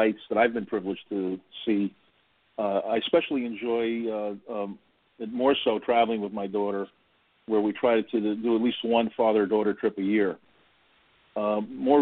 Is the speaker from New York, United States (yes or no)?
yes; New York City, New York, United States; now in New Jersey, United States; I grew up in Greenwich Village, lower Manhattan